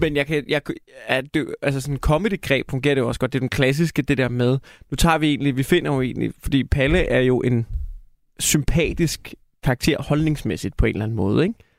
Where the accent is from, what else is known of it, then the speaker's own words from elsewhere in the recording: Denmark; vi er danskere